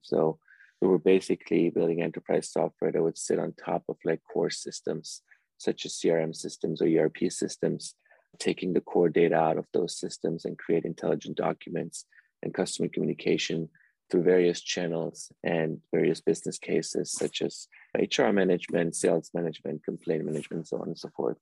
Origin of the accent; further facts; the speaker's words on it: Germany; also born or lived in Iran; I actually was born in Iran and my parents, you know, immigrated to Germany when I was very little. So I grew up in Europe and Germany for most of my life